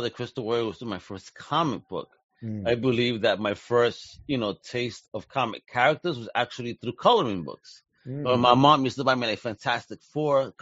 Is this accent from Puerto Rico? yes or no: yes; Puerto Rico; I am Puerto Rican, and yes, you know, we are American citizens